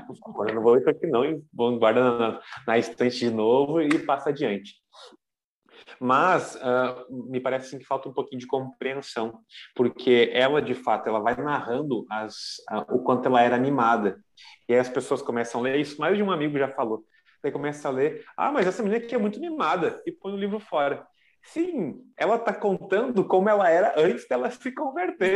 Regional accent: Novo Hamburgo, Rio Grande do Sul, Brazil; eu sou da Diocese de Novo Hamburgo, no Rio Grande do Sul

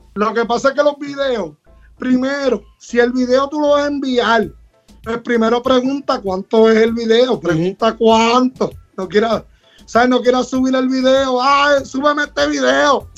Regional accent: Puerto Rico; somos de acá, soy de acá de Calle

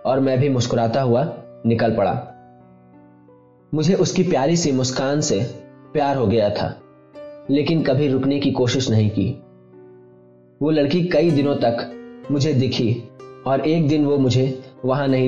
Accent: Uttar Pradesh, India; और मैं उत्तर प्रदेश का रहने वाला हूं

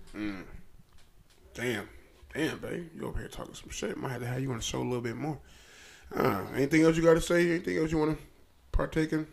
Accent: Trenton, New Jersey, United States; I'm from Trenton, New Jersey.

